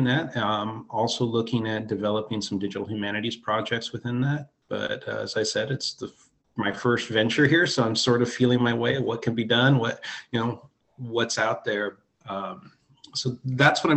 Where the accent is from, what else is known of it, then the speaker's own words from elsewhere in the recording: Humboldt County, California, United States; also born or lived in South Dakota / Pine Ridge, South Dakota / Quinault Indian Reservation, Washington / San Jose, California; Humboldt became my hometown